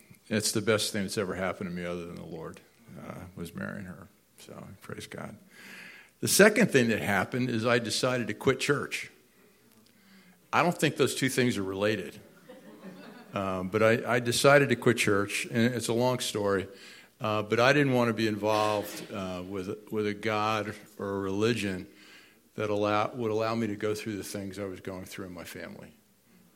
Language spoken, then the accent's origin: English; New Jersey, United States; moved away as an adult; also born or lived in Akron, Ohio; We grew up in New Jersey